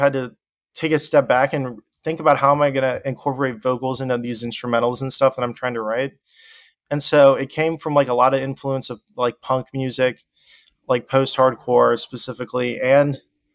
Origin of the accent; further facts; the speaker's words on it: Deep South, United States; growing up in the Deep South